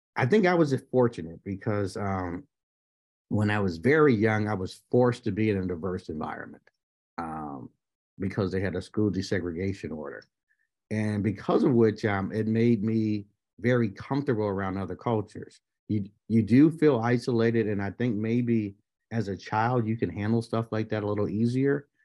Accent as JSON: {"language": "English", "town": "Buffalo", "region": "New York", "country": "United States", "tie": "born or raised there", "said": "born and raised in Buffalo, New York"}